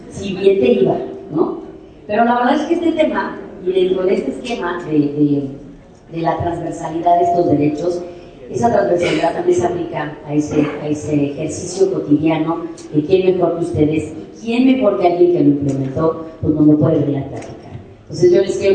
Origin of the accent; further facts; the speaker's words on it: Mexico City, Mexico; yo soy Ciudad de México